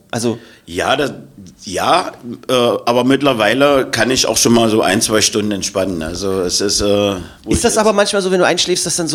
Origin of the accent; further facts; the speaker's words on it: Magdeburg, Saxony-Anhalt, Germany; Ich bin ja Magdeburger auch durch und durch, ja.